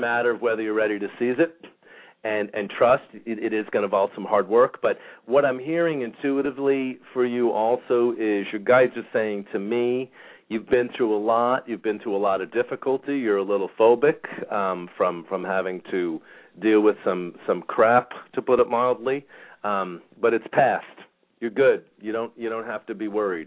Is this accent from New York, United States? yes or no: yes; New York, United States; I'm in a New Yorker.